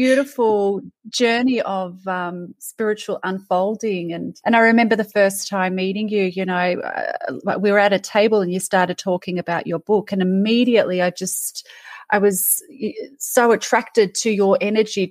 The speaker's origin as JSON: {"language": "English", "country": "Australia", "tie": "born or raised there", "said": "I was born of Serbian parents. I was born in Australia."}